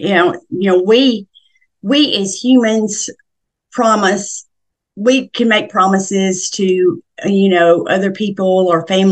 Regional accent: Middle Tennessee, United States; I was born and raised in Middle Tennessee, and I grew up on a farm

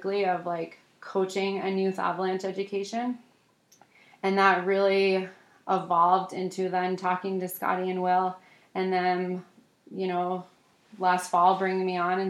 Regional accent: East Coast, United States; we grew up on the East Coast ski racing against each other.

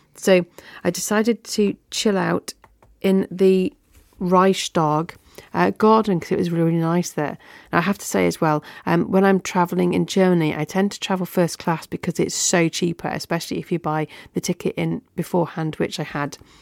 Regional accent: the north of England, United Kingdom; I'm a Northerner

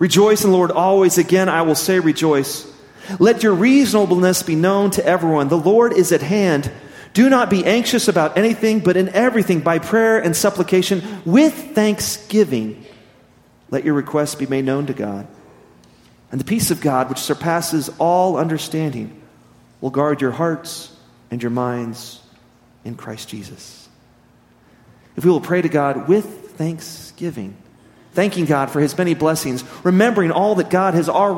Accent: Midland, Texas, United States; now in Amarillo, United States; growing up in West Texas, in Midland, and now being back here in Amarillo

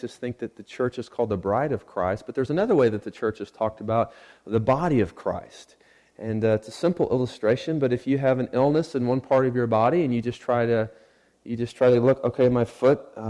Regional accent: Sand Springs, Oklahoma, United States; moved away; I grew up in Sand Springs, Oklahoma.

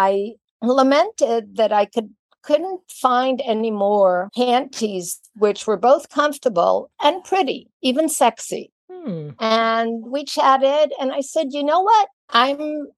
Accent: Israel; moved away; I was born and raised in Israel

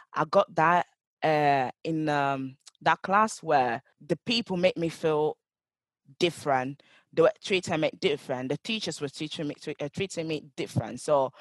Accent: Italy; English is a second language; also born or lived in Ghana; now in Manchester, United Kingdom; I was born in Ghana and I grew up in Italy

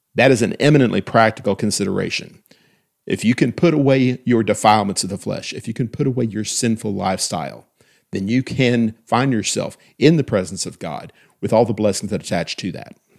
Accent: United States; as an American

